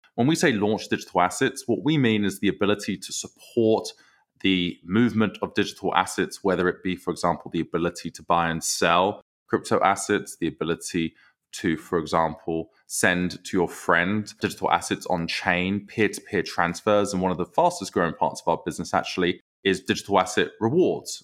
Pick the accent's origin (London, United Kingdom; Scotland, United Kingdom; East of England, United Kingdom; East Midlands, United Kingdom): East of England, United Kingdom; Southend-on-Sea; accent: British; moved away as an adult; now in Chicago, United States; I grew up in South End, Essex. So that is, that is my hometown.